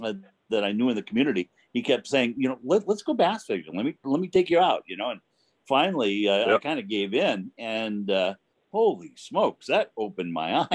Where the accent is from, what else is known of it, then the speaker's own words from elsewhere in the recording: Pacific Northwest, United States; also born or lived in Portland, Oregon; growing up in the Pacific Northwest.